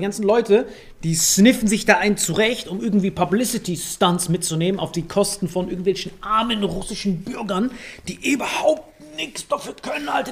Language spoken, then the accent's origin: German; Morocco; now in Germany; aus meinem Heimatland